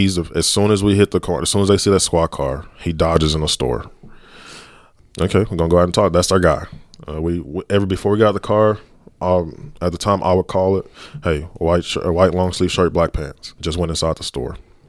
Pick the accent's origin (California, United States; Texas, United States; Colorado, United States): Texas, United States; Dallas; Growing up in Dallas, been a Dallas police officer, the way to reduce violent crime is through proactive policing and community policing on a day-to-day basis.